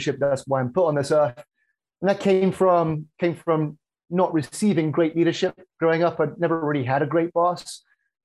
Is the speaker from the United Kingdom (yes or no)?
yes; just south of Birmingham, West Midlands, United Kingdom; moved away as an adult; now in Chicago, United States; UK originally, just south of Birmingham. And I moved here in 2005